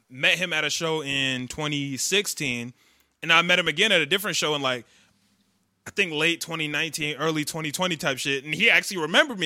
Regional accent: Chicago, Illinois, United States; we're from Chicago, we're from a big city

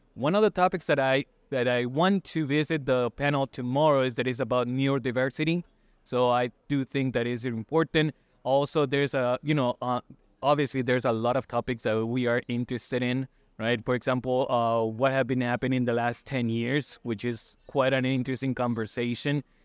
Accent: Costa Rica; I'm from Costa Rica.

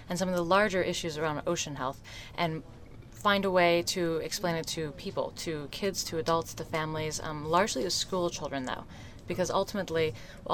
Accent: Colorado, United States; I grew up in Colorado

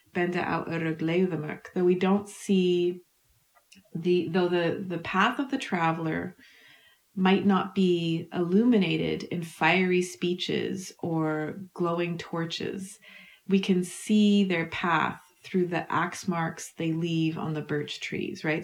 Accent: Manitoba, Canada; I grew up in Manitoba in a Icelandic and Scottish family

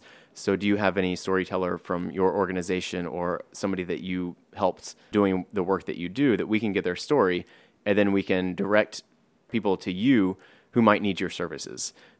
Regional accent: Driftwood, Texas, United States; now in New York, United States; And myself, I live in New York, but I'm not from here. I'm from Driftwood, which is a very small town in Texas.

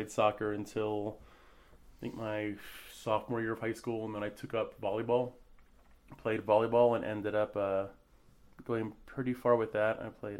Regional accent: Denver, Colorado, United States; also born or lived in West Palm Beach, United States / Hermosa Beach, United States; Colorado, and Hermosa Beach, California. Those are the two places that I would call home, even though I was born in West Palm Beach, Florida. I've lived all over, though. I've been military family as well, Air Force, so bounced around quite a bit.

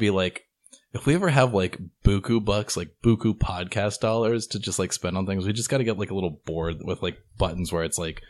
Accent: Texas, United States; now in Oregon, United States; I grew up in Texas

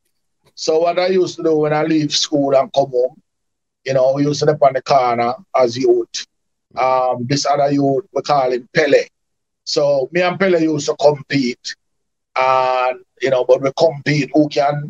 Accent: Kingston, Jamaica; also born or lived in Canada; my original Kingston 11

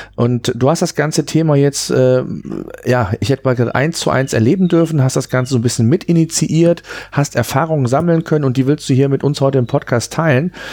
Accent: Germany; bei uns in Deutschland

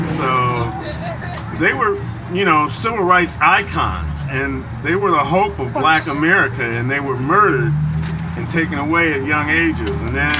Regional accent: Evanston, Illinois, United States; I grew up in Evanston. Are you familiar with Evanston? It's a North Shore suburb, beautiful place.

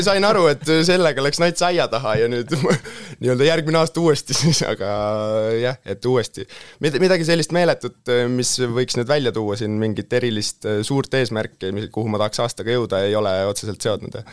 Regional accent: Tallinn, Harju County, Estonia; olen tudeng, tulen Tallinnast

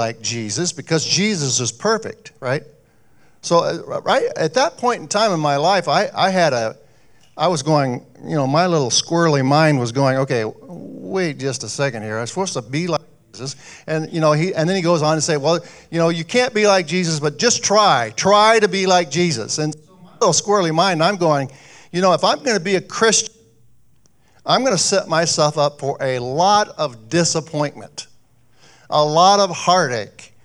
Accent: Jefferson, Iowa, United States; now in Mason City, United States; back in my hometown, I grew up in Jefferson, Iowa

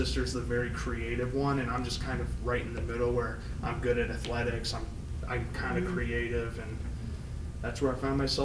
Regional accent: St. Charles, Illinois, United States; moved away as an adult; also born or lived in Bitburg, Germany / North Carolina; now in Michigan, United States; we moved out of North Carolina to a place called St. Charles, which is a suburb of Chicago. And that's where I tell people I grew up

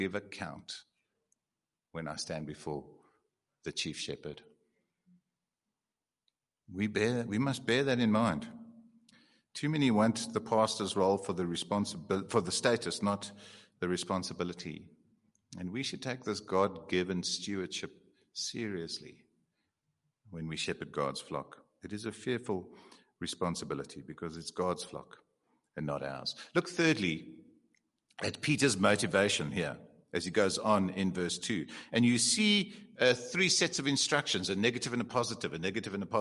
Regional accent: Eastern Cape, South Africa; I'm from the Eastern Cape.

